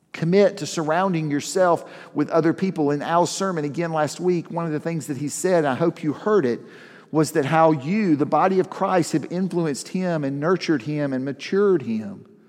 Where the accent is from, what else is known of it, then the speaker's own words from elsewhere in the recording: the South, United States; I grew up in the South